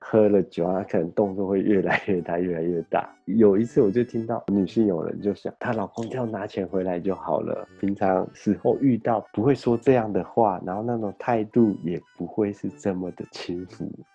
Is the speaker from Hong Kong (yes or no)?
no; Taiwan; moved away; also born or lived in Shimokitazawa, Tokyo, Japan; 我们台湾的全联百货中心